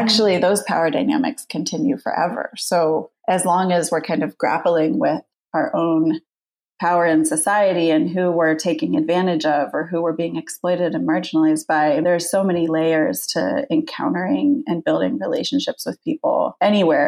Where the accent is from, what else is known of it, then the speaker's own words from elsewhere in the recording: United States; moved away; also born or lived in United Kingdom; I was coming from the UK, I'm originally American